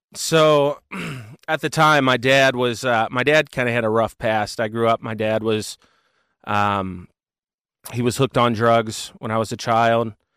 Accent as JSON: {"language": "English", "town": "Cincinnati", "region": "Ohio", "country": "United States", "said": "I am from Cincinnati, Ohio"}